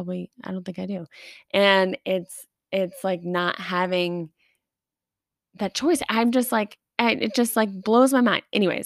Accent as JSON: {"language": "English", "town": "Long Beach", "region": "New York", "country": "United States", "said": "Well, I'm from Long Beach, California. Whoa, that was a slip up. Long Beach, New York."}